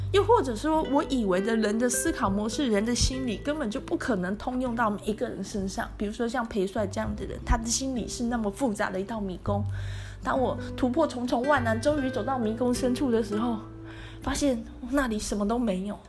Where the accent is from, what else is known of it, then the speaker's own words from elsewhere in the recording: Tainan, Taiwan; 我住家里，我是台南人